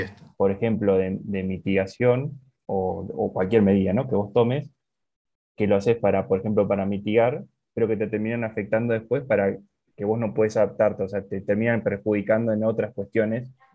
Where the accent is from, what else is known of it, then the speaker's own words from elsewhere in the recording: Argentina; como argentino